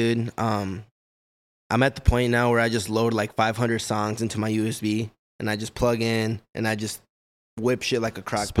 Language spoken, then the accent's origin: English; Fridley, Minnesota, United States; also born or lived in Kansas / River Falls, Wisconsin; So, basically I lived in, Fridley my whole life.